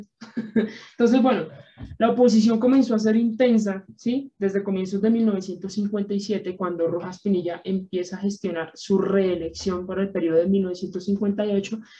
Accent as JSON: {"language": "Spanish", "country": "Colombia", "said": "los que somos colombianos"}